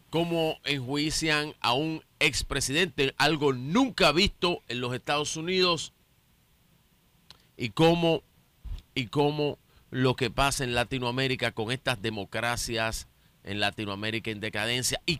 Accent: Dominican Republic; nos, debe llenar a todos de orgullo y de esperanza como dominicanos.

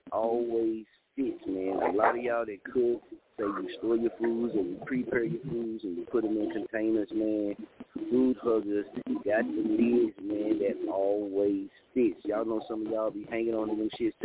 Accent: Muskogee, Oklahoma, United States; also born or lived in Wichita; I'm from Muskogee

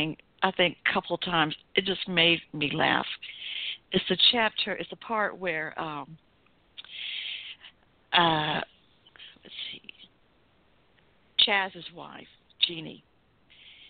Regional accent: the South, United States; accent: southern; my southern accent

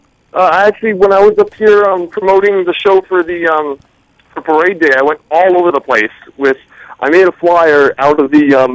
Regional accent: New York, United States; we hail from the Hudson Valley area of New York State.

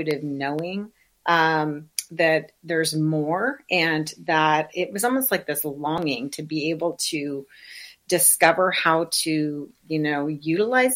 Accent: South Dakota, United States; I was raised in South Dakota in the Midwest, in the middle of nowhere in a very small town, pre-internet

